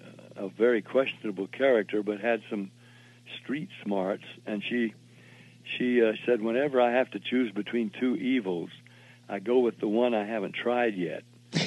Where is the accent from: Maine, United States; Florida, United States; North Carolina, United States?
Florida, United States; Jacksonville; moved away; also born or lived in Nashville, Tennessee / Denton, Texas; I was born in Jacksonville